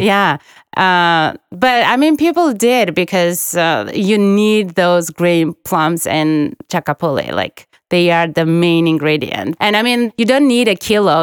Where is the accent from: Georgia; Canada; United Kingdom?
Georgia; Guria; now in Tbilisi, Georgia; I'm from Guria, we don't typically go to Guria region in Easter and we stay in Tbilisi